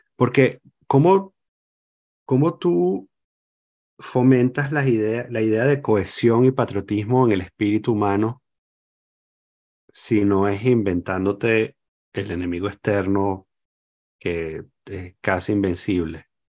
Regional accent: Venezuela; moved away; me sigo sintiendo venezolano

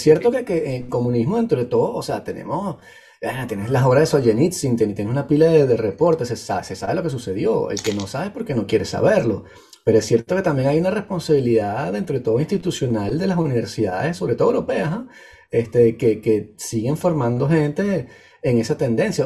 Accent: Venezuela; moved away; soy muy venezolano centrista

